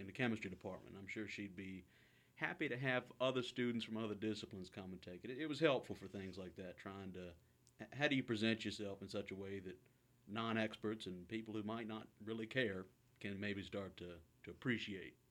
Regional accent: Halifax, Virginia, United States; moved away as an adult; now in Kingston, Canada; originally from, and uh, this is kind of an added layer of, of humor to it, uh, Halifax, but the one in Virginia

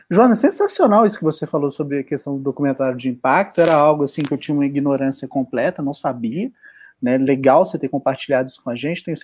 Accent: Belo Horizonte, Minas Gerais, Brazil; eu sou de BH.

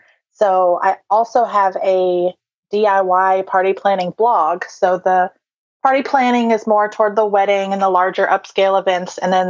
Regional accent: Ohio, United States; also born or lived in Georgia / North Carolina; now in Michigan, United States; We just moved here, like you said, from Georgia, although I'm originally from Ohio. So I've lived in several different places, North Carolina also along the way.

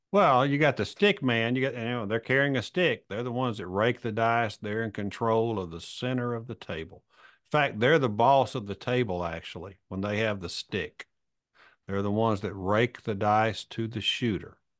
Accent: Alabama, United States; I'm a redneck from Alabama

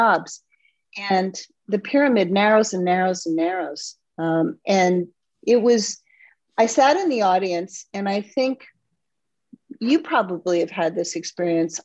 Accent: East Coast, United States; now in Midwest, United States; I'm from the East Coast

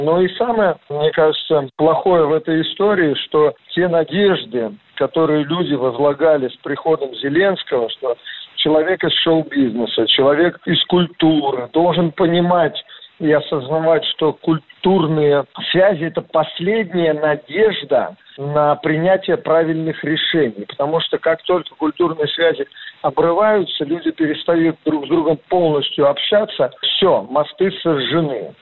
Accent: Yalta, Crimea, Ukraine; now in Russia; В своё время я родился в Ялте

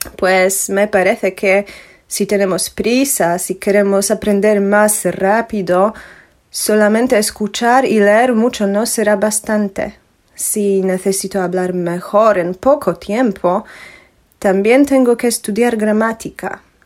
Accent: Poland; Spanish is a second language; soy polaca, original

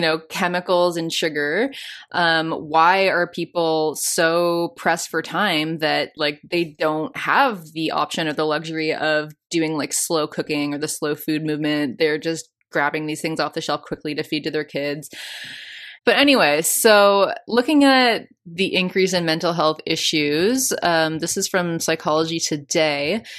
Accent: Canada; I'm from Canada

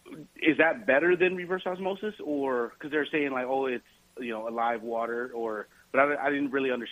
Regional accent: Houston, Texas, United States; now in Minnesota, United States; I'm originally from Houston

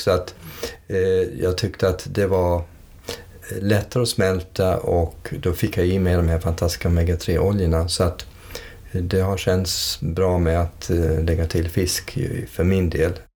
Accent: United States; moved away as an adult; flyttade vi till USA 58. Och sen växte jag upp i USA under 20 års tid.

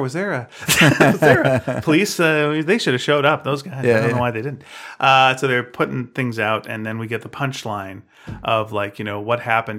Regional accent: Canada; I don't know if we've mentioned that we're Canadian, but we are. We're both Canadian.

